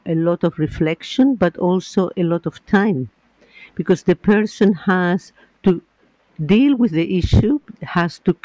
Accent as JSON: {"language": "English", "country": "Chile", "second_language": "English", "moved": "yes", "lives_now": "Northern Ireland, United Kingdom", "said": "I am from Chile, so sometimes I hesitate with finding the exact word in English"}